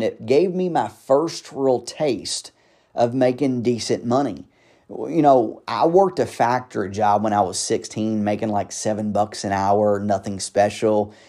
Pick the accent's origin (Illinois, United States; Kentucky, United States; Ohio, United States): Kentucky, United States; Louisville; I grew up in the South Side of Louisville, which is not the best of sides of Louisville to, you know, grow up in or a good part of town.